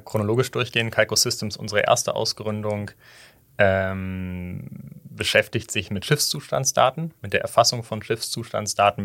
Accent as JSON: {"language": "German", "region": "Hamburg", "country": "Germany", "tie": "born or raised there", "also_born_or_lived": "Weimar", "moved": "as an adult", "lives_now": "Berlin, Germany", "said": "ich bin in Hamburg groß geworden"}